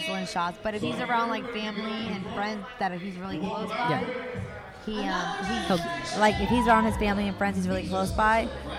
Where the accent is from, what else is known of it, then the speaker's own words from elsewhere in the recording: New York City, New York, United States; now in Florida, United States; I came from the Bronx, okay?